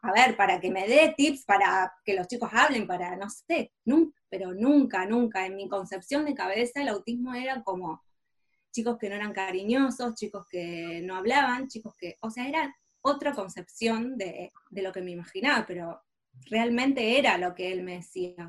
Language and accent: Spanish; Rosario, Santa Fe, Argentina; moved away as an adult; now in Barcelona, Spain; nací en Rosario, una ciudad muy tradicional